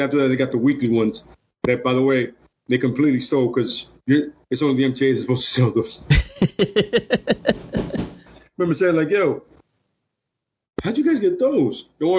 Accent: New York, United States; I'm Dominican, dude. And I'm from New York.

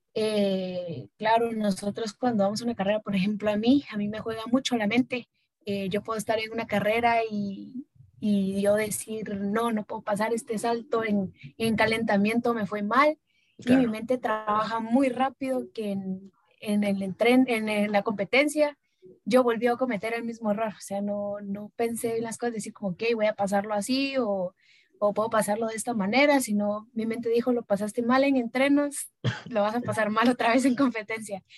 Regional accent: Guatemala; soy guatemalteca

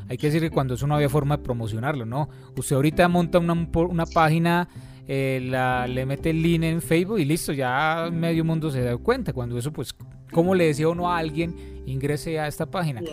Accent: Manzanares, Caldas, Colombia; Manzanares, de donde yo soy

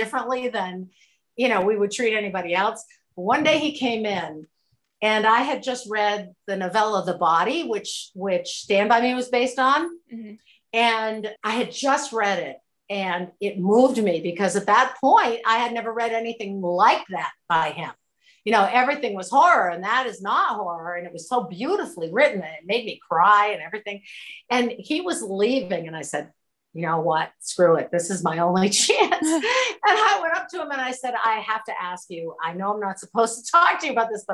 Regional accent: Waterville, Maine, United States; now in New Hampshire, United States; I'm originally from Waterville, which is central Maine.

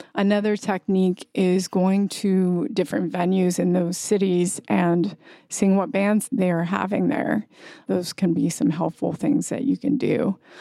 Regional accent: Kauai, Hawaii, United States; now in New York, United States; I grew up partly on Kauai, Hawaii

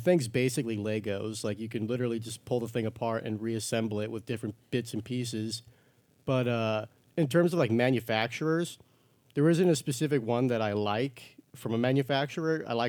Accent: New Mexico, United States; I still have people who miss the new part of New Mexico, and they think I say I'm from Mexico, and they're like, oh, how are you here?

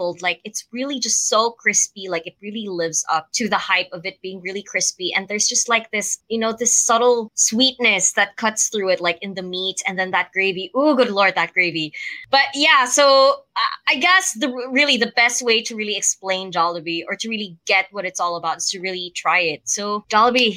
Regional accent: Metro Manila, Philippines; my hometown in Manila, well, not really in Manila

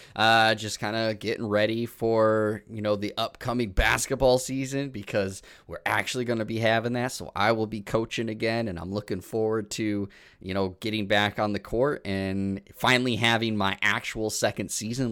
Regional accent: Illinois, United States; now in Wisconsin, United States; where I grew up in Illinois

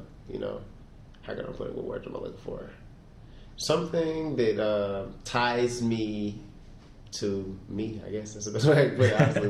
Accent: Oklahoma, United States; also born or lived in Germany / California / Louisiana; I'm a military brat. I was born in Germany, moved around a lot. I've lived in California, lived in Louisiana. And then pretty much the majority of my life, I grew up in Oklahoma.

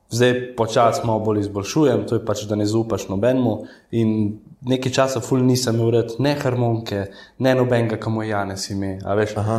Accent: Rafolče, Central Slovenia, Slovenia; so me pa vrgli v rejniško družino, v Rafalče, Okay. To je tam blizu domžaveške

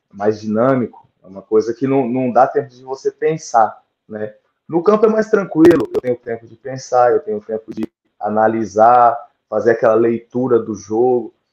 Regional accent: Americana, São Paulo, Brazil; Eu sou de Americana, interior de São Paulo, é

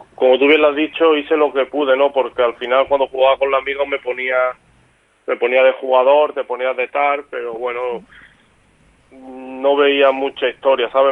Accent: Málaga, Andalusia, Spain; moved away as an adult; now in Mallorca, Spain; el Málaga es el equipo de mi tierra

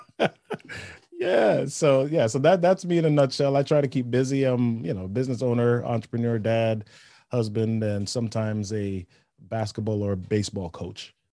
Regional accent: New York City, New York, United States; I grew up in the Bronx, New York City, Yankees fan

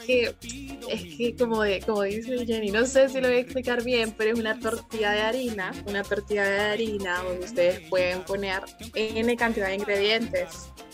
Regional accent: Honduras; nosotros, que estamos aquí en Honduras

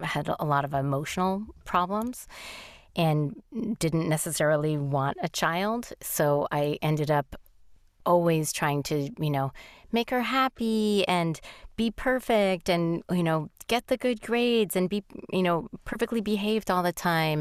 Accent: New York, United States; I'm a New Yorker

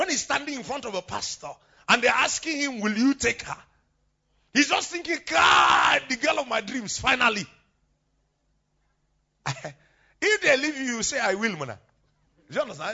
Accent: Plateau, Nigeria; I'm a true Nigerian.

